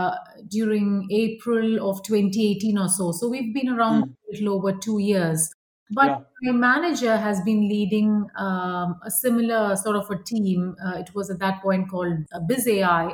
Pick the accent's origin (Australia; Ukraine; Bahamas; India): India; moved away as an adult; now in United States; I grew up in India, and then I moved to the United States for grad school